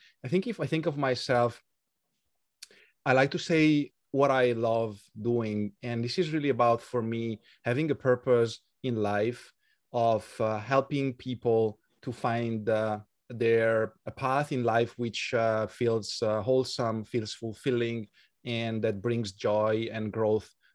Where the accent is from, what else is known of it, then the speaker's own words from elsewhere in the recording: Italy; accent: Italian; English is a second language; moved away as an adult; also born or lived in Switzerland; now in Budapest, Hungary; I'm from Italy, as our audience can tell from my accent.